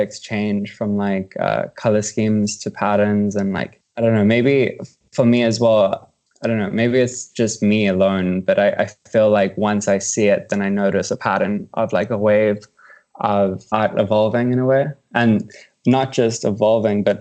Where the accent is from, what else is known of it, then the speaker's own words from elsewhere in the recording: South Africa; moved away as an adult; now in Los Angeles, United States; I'm an artist from South Africa and have been based out of Los Angeles for the past 3 years.